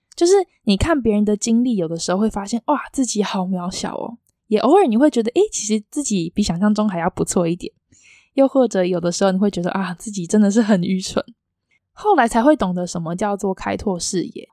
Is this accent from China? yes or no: no; Taiwan; 我也是身为台湾人的一份子